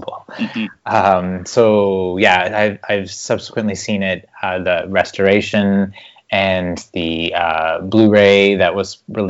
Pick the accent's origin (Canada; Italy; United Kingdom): Canada; Toronto, Ontario; I'm from Toronto, Ontario, way up here in Canada